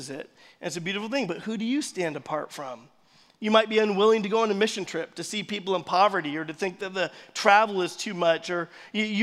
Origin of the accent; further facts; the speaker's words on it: United States; we're American.